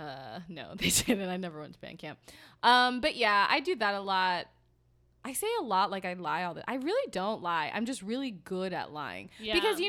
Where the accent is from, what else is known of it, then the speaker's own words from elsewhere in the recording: New York, United States; I'm from a small town and I don't know, New York. I'm from New York.